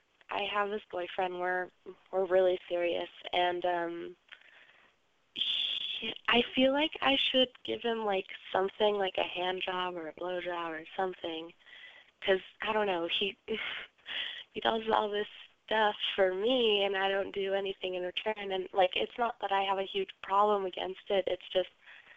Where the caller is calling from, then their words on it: Denver, Colorado, United States; I'm 16, and I'm from Denver, Colorado.